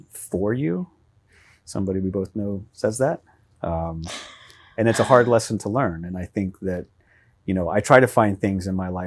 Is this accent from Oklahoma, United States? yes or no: yes; Oklahoma, United States; I would say I'm from the Midwest too, and I would declare Oklahoma the Midwest.